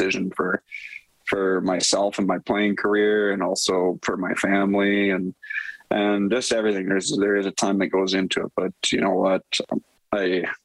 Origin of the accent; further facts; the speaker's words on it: Edmonton, Alberta, Canada; coming to my hometown team and having all my family so close